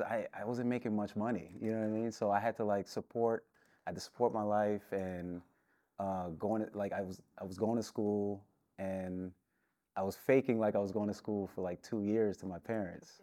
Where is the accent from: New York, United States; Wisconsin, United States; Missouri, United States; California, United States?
New York, United States; New York City; also born or lived in Brooklyn, New York / Washingtonville, New York; I was born in Brooklyn. I lived in Queens for, like, thirteen years and, uh, around seventh, eighth grade, my, uh, my family, we moved upstate New York